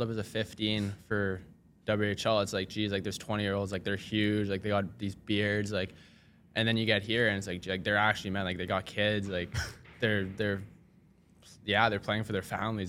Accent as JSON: {"language": "English", "town": "Saskatoon", "region": "Saskatchewan", "country": "Canada", "said": "I'm from Saskatoon"}